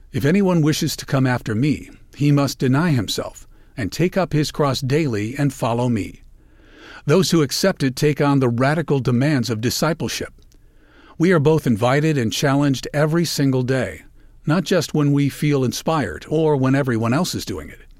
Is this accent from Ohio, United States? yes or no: yes; Cleveland, Ohio, United States; In my hometown of Cleveland, Ohio, it is one of the most hopeful signs of the changing seasons